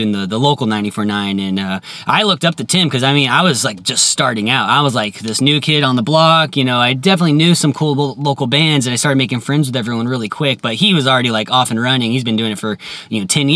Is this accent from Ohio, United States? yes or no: no; San Diego, California, United States; growing up in San Diego, hearing the 91X DJs